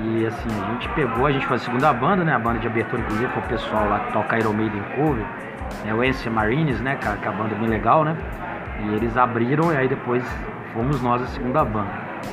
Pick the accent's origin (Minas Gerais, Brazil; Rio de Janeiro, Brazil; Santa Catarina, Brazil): Minas Gerais, Brazil; Itabira; Itabira, cara por coincidência, a cidade onde eu nasci